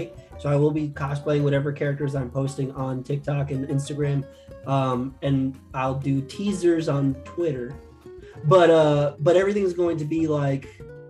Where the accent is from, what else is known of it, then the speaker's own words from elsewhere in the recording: New York, United States; I can't even move into the apartment I grew up in New York right now.